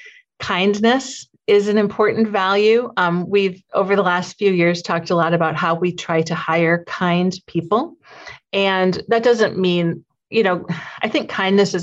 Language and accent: English; Sioux Falls, South Dakota, United States; this is my hometown. I grew up in Sioux Falls